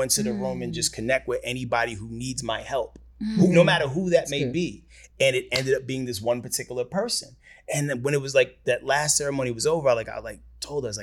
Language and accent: English; New York, United States; moved away; I'm from New York